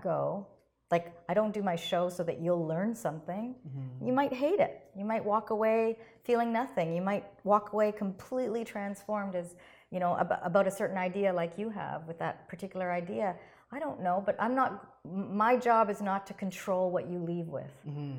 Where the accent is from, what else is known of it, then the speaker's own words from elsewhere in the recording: Canada; I'm very much aware of my heritage, but this is my country. I'm Canadian